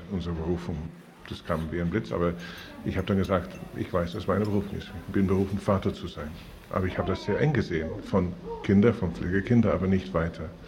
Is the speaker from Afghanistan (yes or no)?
yes; Afghanistan; English is a second language; now in Germany; I'm from Afghanistan. Now it's uh, six months I come in Germany.